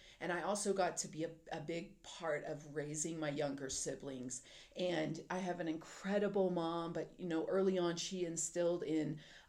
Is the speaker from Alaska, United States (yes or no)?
no; Texas, United States; moved away as an adult; now in Colorado, United States; I live in Colorado. I'm originally from Texas. So, you know how Texans are. It'll always be home.